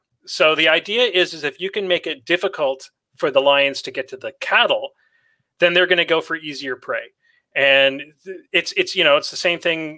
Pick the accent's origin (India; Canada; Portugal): Canada; I grew up in Canada, where we wrestle bears daily